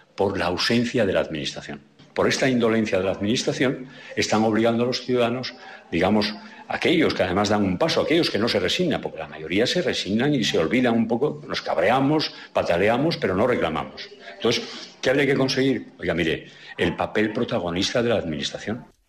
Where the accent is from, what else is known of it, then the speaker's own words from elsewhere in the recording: Asturias, Spain; nuestra identidad como asturianos y asturianas